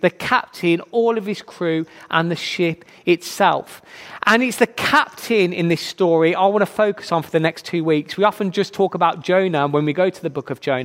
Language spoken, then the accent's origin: English; Birmingham, West Midlands, United Kingdom; accent: Brummie; I'm from Birmingham. You can probably tell by my very attractive accent, I am a Brummie.